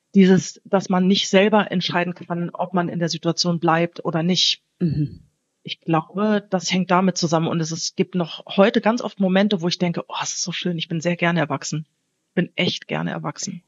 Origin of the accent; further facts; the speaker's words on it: Wiesbaden, Hesse, Germany; moved away as an adult; also born or lived in Hamburg; now in Portugal; ich bin ja in Hessen aufgewachsen